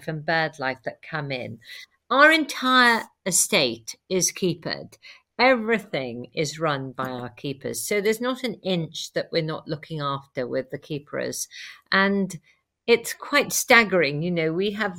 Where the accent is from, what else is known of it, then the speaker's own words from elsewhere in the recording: Wales, United Kingdom; now in Belvoir Castle, United Kingdom; I'm a Welsh farmer's daughter by birth